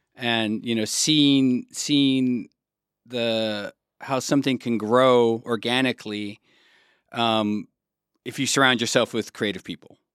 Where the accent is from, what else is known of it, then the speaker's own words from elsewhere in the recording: Arizona, United States; also born or lived in Texas / California / Berlin; now in Germany; grew up in the desert in Arizona, and then moved to California.